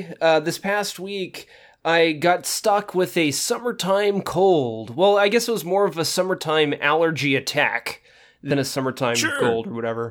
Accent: California, United States; it's just now it's the immunity to all things allergic out here, and I'm pure Californian.

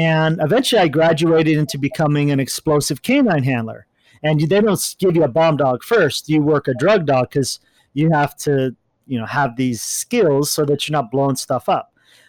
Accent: California, United States; I grew up all over, but for a majority, I grew up in Orange County.

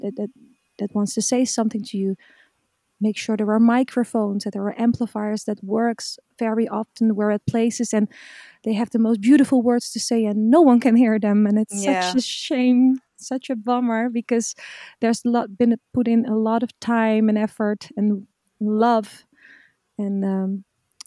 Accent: Zeeland, Netherlands; We come from Zeeland, so there's a lot of beaches here around.

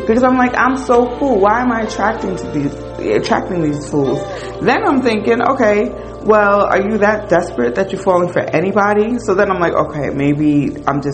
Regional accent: the North, United States; I was from up north

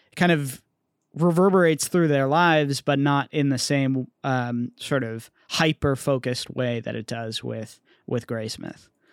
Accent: Bay Area, California, United States; growing up in the Bay Area

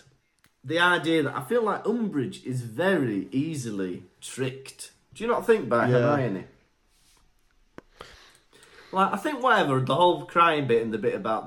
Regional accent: Wales, United Kingdom; I was born and bred in Wales

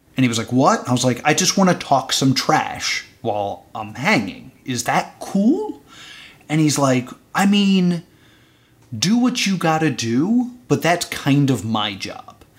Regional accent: New Jersey, United States; I'm from New Jersey

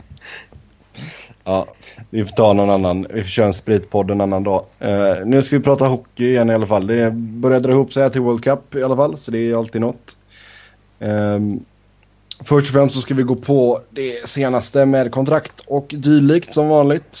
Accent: Sweden; moved away as an adult; now in Cincinnati, United States; jag var hemma i Sverige en sväng

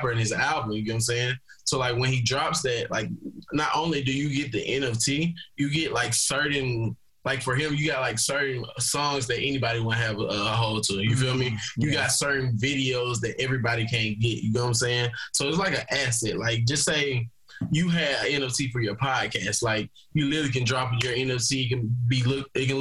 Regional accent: Wetumpka, Alabama, United States; moved away as an adult; now in Scottsdale, United States; I was born and raised in Wetumpka, Alabama. I currently live in Scottsdale, Arizona

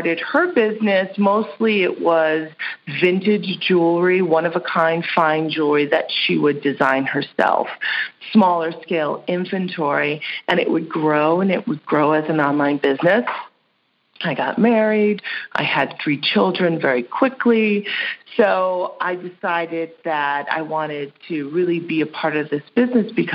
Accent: Hudson Valley, New York, United States; moved away as an adult; also born or lived in New England / Manhattan, New York; now in San Francisco, United States; I grew up in the Hudson Valley region of New York

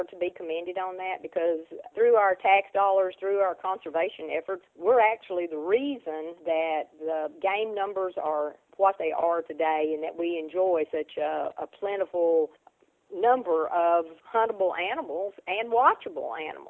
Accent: Tennessee, United States; county I was born in. My family {S0} Okay. {S1} lived on an isolated farm. We didn't have neighbors. We lived at the end of a dirt road, and we lived pretty much off wild game.

